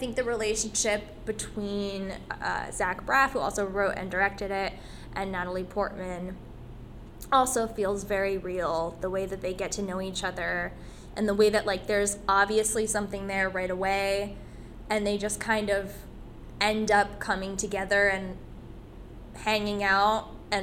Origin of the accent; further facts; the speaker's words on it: Vernon, New Jersey, United States; I grew up in Vernon, New Jersey